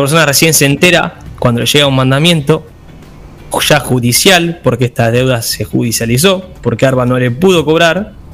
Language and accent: Spanish; Buenos Aires Province, Argentina; somos eh, ciudadanos de la provincia de Buenos Aires